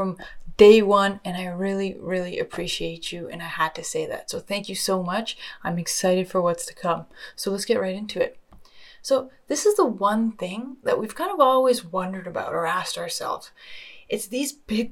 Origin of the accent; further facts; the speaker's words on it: just outside of Toronto, Ontario, Canada; also born or lived in Australia; I was born just outside of Toronto, Canada, and I can't lie, I've had such an amazing upbringing